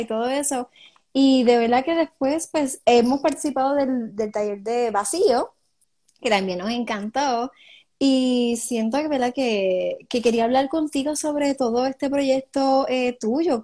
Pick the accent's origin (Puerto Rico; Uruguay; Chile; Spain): Puerto Rico; Cidra; yo soy de Sidra